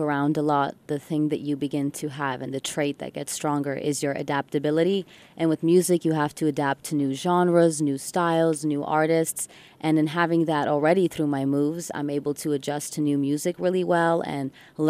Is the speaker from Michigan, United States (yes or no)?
yes; Ann Arbor, Michigan, United States; first language English; growing up in Ann Arbor, Michigan, and even though I've moved around, English has been my first language